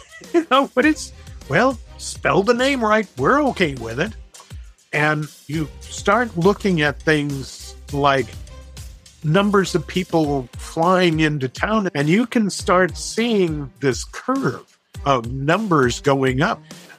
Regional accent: Orange County, California, United States; moved away as an adult; also born or lived in Santa Ana, California; now in Las Vegas, United States; Having grown up in Orange County, California, people would ask me, where are you from? I'd say, I'm from Orange County. I'm from California, they'd heard of.

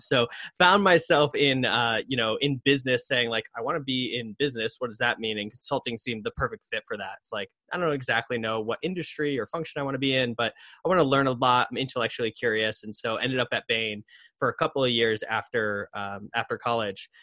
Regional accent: northern Connecticut, United States; I grew up in Connecticut, uh, kinda northern part of Connecticut

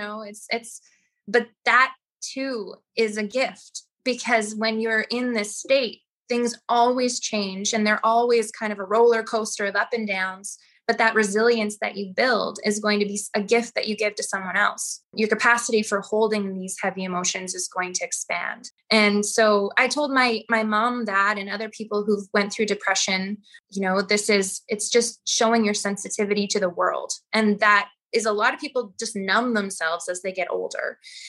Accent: Saskatoon, Saskatchewan, Canada; now in Nelson, Canada; Saskatoon. I miss it in a lot of ways because I was there for so long, but Nelson is gorgeous.

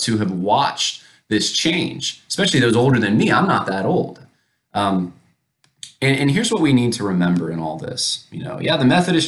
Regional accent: Northeast, United States; now in Virginia, United States; I grew up mostly in the Northeast

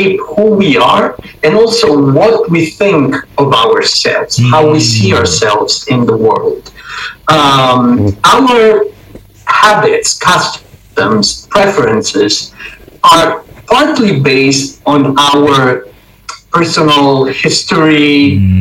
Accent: Rome, Lazio, Italy; moved away as an adult; also born or lived in China / Nepal; I was born and raised in Rome

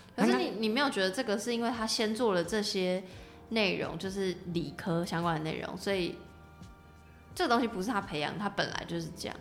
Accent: Taiwan; 我们身为台湾人

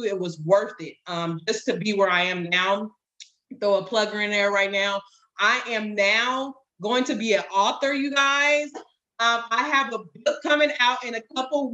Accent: California, United States; moved away as an adult; now in North Carolina, United States; I was born and raised in California. We now relocated to North Carolina

